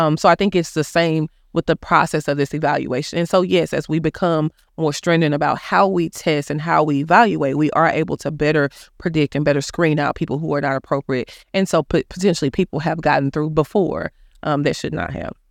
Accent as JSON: {"language": "English", "town": "Dallas", "region": "Texas", "country": "United States", "tie": "born or raised there", "said": "I grew up in Oak Cliff."}